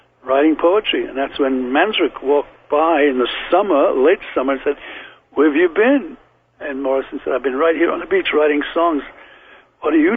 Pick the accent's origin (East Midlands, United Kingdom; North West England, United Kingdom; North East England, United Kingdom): North West England, United Kingdom; Liverpool; accent: Liverpool; moved away; also born or lived in London; I was a kid from Liverpool, but still had the Liverpool accent